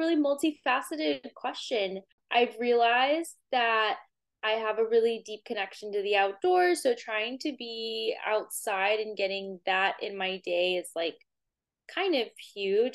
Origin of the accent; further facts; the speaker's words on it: Corpus Christi, Texas, United States; now in Boston, United States; I grew up in South Texas, Corpus Christi, Texas.